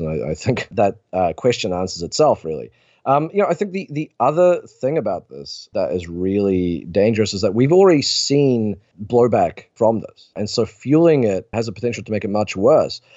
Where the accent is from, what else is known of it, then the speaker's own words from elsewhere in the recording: New Zealand; my home country of New Zealand